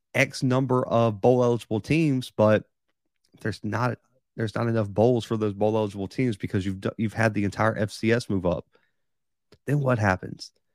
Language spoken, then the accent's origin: English; Mobile, Alabama, United States; I'm from Mobile, Alabama, so we are right at sea level